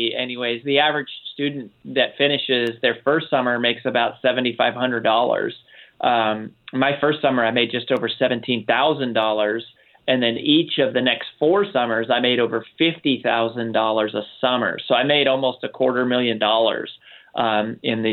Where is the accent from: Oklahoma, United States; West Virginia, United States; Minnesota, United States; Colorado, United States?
Colorado, United States; Boulder; I grew up in Boulder, Colorado, and then lived in trailer parks and apartments all around sort of Boulder